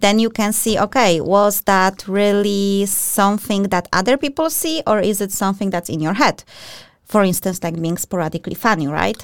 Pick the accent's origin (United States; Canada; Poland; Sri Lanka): Poland; I'm from Poland as well.